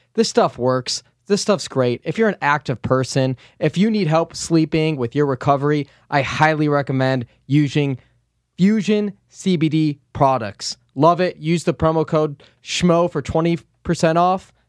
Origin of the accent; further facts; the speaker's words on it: Chicago, Illinois, United States; I grew up on the North Side